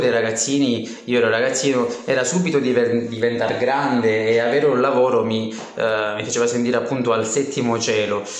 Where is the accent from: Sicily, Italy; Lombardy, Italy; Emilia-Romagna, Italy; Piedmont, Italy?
Sicily, Italy; Gela; moved away; ventisette anni, eh, vengo da Gela, una bellissima città della Sicilia.